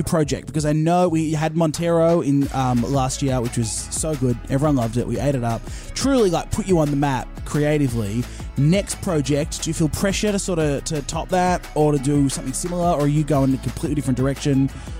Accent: Australia; I am an Aussie guy.

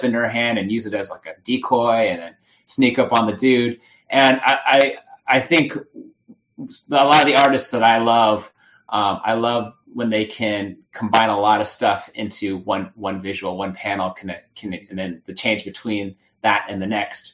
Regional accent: California, United States; also born or lived in New Jersey; being pretty much a California native, I was born in New Jersey, but we moved here when I was really young

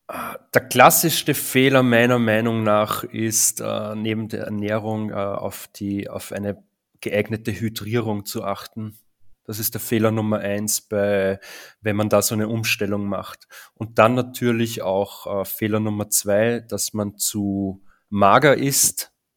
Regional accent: Linz, Upper Austria, Austria; in Österreich, in Oberösterreich zu sein und da gibt es halt rund um meine Heimatstadt Linz sehr viele Bauern

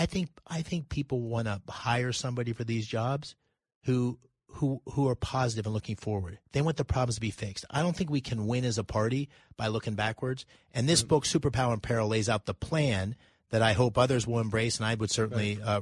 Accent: Pennsylvania, United States; I grew up in Pennsylvania. I'm 57. I've spent 35 plus years in Pennsylvania. I ran a company there. I grew up there, played sports there.

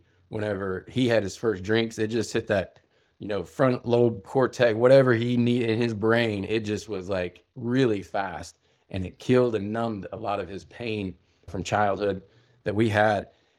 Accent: Midwest, United States; started so young with family growing up in the Midwest, Puritan work ethic, farmers coming, you know, land run, Oklahoma.

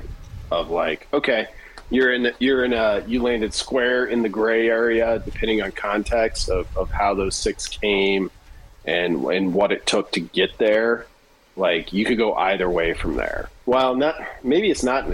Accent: Hemingford, Nebraska, United States; I grew up in the Panhandle

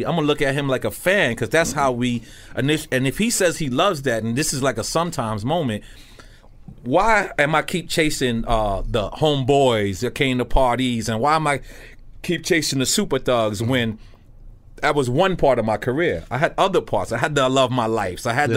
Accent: New York City, New York, United States; I'm from Queens.

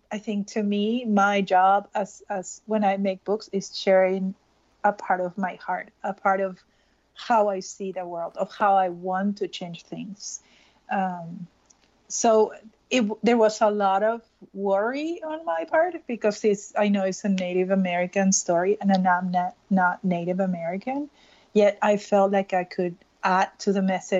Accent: Peru; moved away as an adult; I'm Peruvian, I was born and raised in Peru. I moved when I was 24.

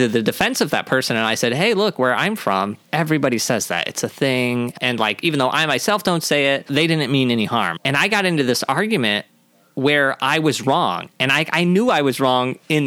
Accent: Missouri, United States; Growing up in Missouri, there was an Indian population

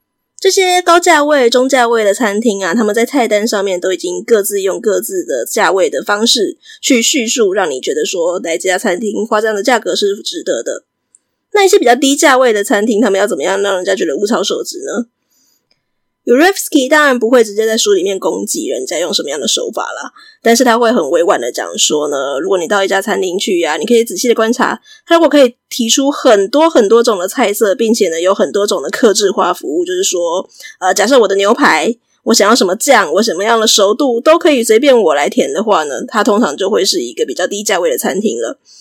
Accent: Taiwan; 我们大部分是在台湾是学美式英语长大的嘛，所以我们就会很自然学到一个词叫做 appetizer

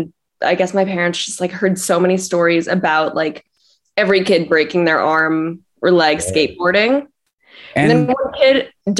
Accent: Los Angeles, California, United States; I grew up in LA.

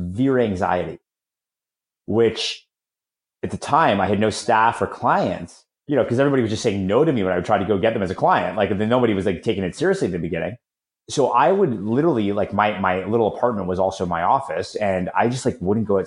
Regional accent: Toronto, Ontario, Canada; moved away as an adult; also born or lived in San Francisco / Florida; I just moved back to Toronto, my hometown

